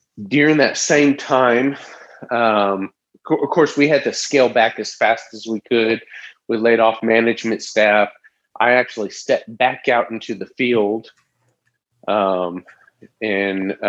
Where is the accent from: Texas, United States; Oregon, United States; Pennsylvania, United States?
Texas, United States; Tyler; also born or lived in Tulsa, Oklahoma; I'm a nobody from Tyler, Texas. I grew up here